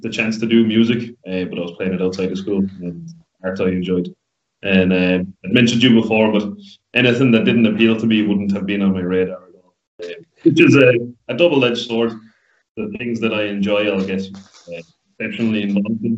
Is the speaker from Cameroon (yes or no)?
no; Listowel, Munster, Ireland; I'm from Listowel. Was raised in Listowel